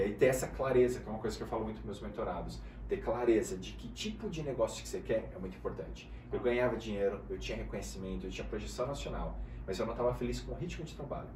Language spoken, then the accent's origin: Portuguese; Guarulhos, São Paulo, Brazil; eu nasci, cara, na favela, em Guarulhos, e uhum. a minha família era muito pobre